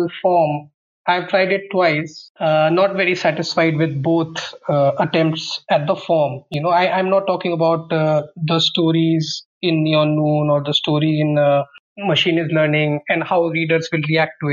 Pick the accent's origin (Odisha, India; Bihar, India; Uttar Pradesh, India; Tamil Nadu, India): Uttar Pradesh, India; Muzaffarnagar; moved away as an adult; also born or lived in Ahmedabad; while I was growing up in Muzaffarnagar